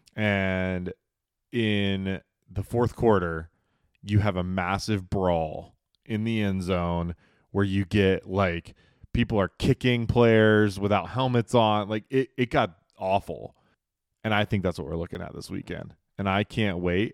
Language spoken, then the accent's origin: English; Charlotte, North Carolina, United States; Growing up in Charlotte